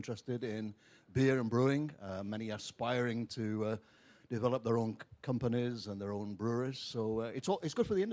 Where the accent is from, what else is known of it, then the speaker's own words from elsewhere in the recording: England, United Kingdom; now in United States; I'm from England